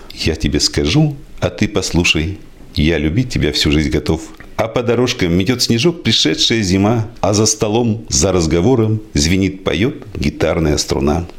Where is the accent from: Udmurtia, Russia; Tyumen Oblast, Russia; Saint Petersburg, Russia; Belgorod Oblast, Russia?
Udmurtia, Russia; Izhevsk; Я родился в Ижевске, в Ленинском районе. Были у меня друзья, и часто мы смотрели в сторону речки Пироговка